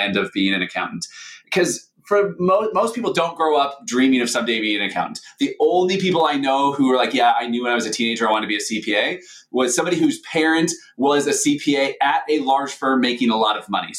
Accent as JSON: {"language": "English", "town": "Seattle", "region": "Washington", "country": "United States", "tie": "born or raised there", "moved": "yes", "said": "I grew up in Seattle, Washington, where snow is kind of like what you're describing."}